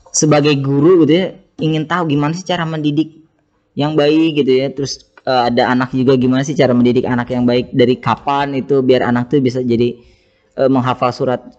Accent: Jakarta, Indonesia; Uh, saya lahir di Jakarta ya. Walaupun uh, ayah saya dari Temanggung, ibu saya dari Ngawi. Jadi dua-duanya Jawa. Tapi uh, saya dibesarkan di Jakarta, orang Jawa tapi nggak bisa bahasa, bahasa Jawa.

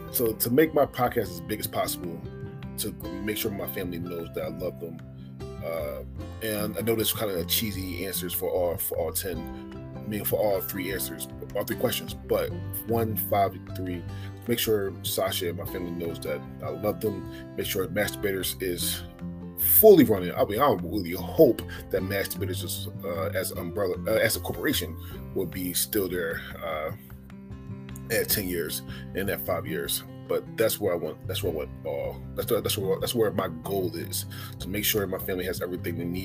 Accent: Philadelphia, Pennsylvania, United States; moved away; also born or lived in Oregon; I'm born and raised in Philadelphia

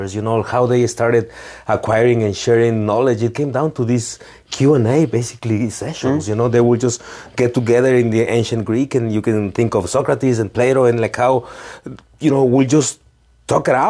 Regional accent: Ecuador; I'm from Ecuador

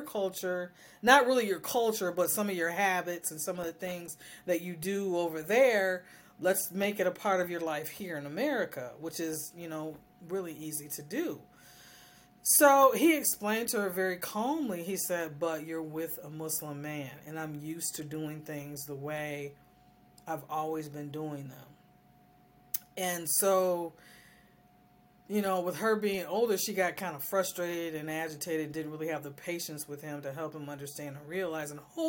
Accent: United States; And as I'm an American woman, I don't go by those standards.

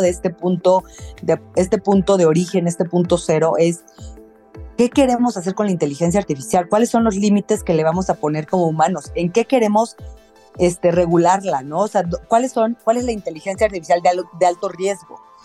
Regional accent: Mexico City, Mexico; soy de la Ciudad de México

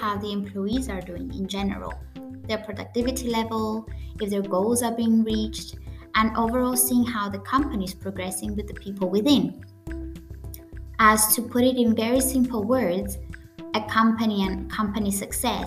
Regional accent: Cyprus; first language Greek; English is a second language; I come from Cyprus, which is a Mediterranean island, our native language is Greek, but we also have our own dialect called the Cypriot dialect

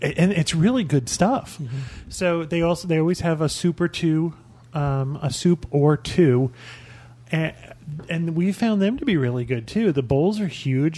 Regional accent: Albany, New York, United States; moved away; I'm from Albany, New York, and we used to have a place called the Inferno.

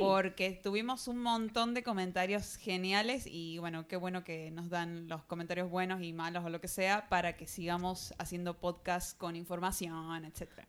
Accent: Argentina; de Argentina

